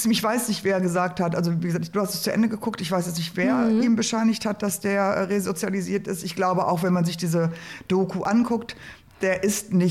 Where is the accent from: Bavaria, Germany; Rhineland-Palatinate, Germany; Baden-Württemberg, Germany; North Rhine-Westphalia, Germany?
North Rhine-Westphalia, Germany; Ruhr area; ich komme aus dem Port